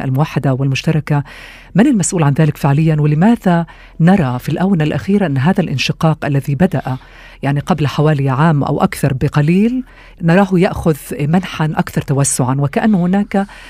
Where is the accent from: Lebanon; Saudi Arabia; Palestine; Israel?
Israel